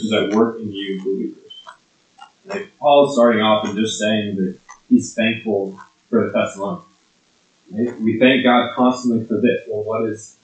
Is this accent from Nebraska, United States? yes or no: yes; Lincoln, Nebraska, United States; moved away; I grew up in Lincoln, Nebraska, and so growing up in Nebraska, I was a huge Huskers football fan